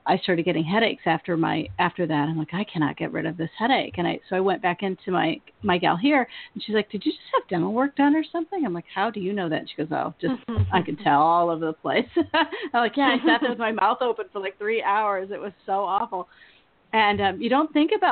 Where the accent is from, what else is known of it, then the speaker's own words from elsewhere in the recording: the Bay Area, California, United States; moved away as an adult; now in Maine, United States; I'm from the Bay Area